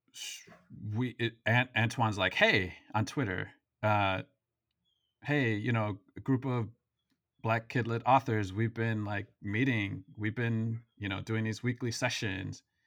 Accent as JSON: {"language": "English", "town": "Waukegan", "region": "Illinois", "country": "United States", "tie": "born or raised there", "said": "I grew up in Waukegan"}